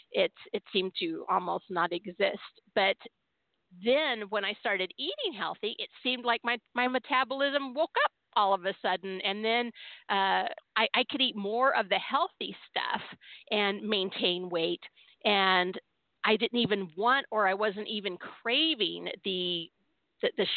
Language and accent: English; California, United States; I was born and raised in California